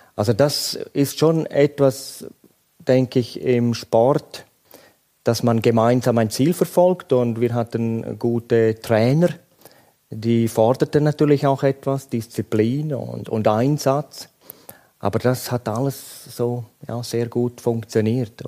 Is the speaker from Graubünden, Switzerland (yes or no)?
yes; Graubünden, Switzerland; Ich bin in Grabünden aufgewachsen